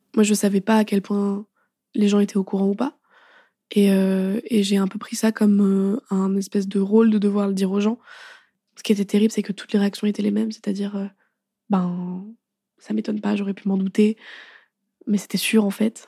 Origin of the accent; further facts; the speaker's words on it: Paris, Île-de-France, France; je rentre chez moi à Paris